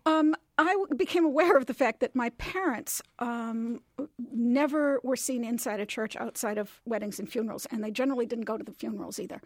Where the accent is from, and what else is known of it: Lombard, Illinois, United States; born or raised there